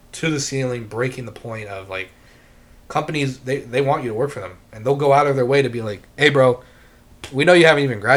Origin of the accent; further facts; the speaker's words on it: United States; This country, I would not have wanted to have been born anywhere else